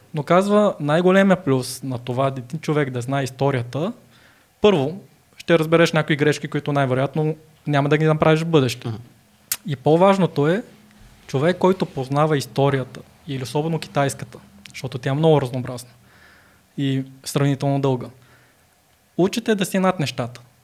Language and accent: Bulgarian; Bulgaria; also born or lived in China; аз по, по се възприема за българин